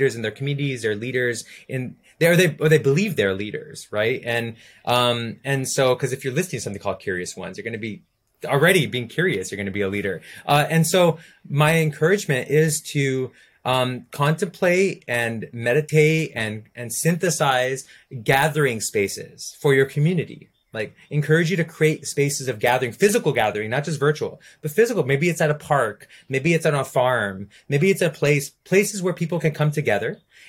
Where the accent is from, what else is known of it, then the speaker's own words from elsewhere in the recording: India; you gave me a flute and I'm Indian. I gotta do this, you know?